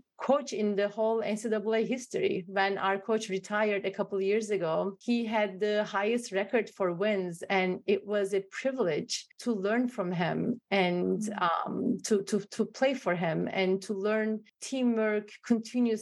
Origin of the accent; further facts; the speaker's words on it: Turkey; now in United States; I'm from Turkey. I'm from the Middle East.